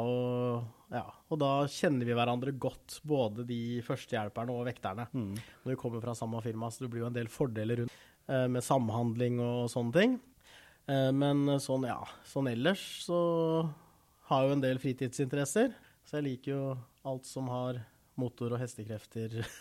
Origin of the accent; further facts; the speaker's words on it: Rygge, Østfold, Norway; also born or lived in South Korea; jeg kom til Norge når jeg var rundt tre måneder gammel. Og har bodd i Rygge stort sett hele livet